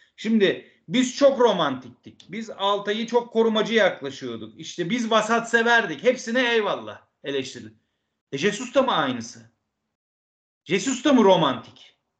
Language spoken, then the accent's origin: Turkish; Istanbul, Turkey; Ben İstanbulluyum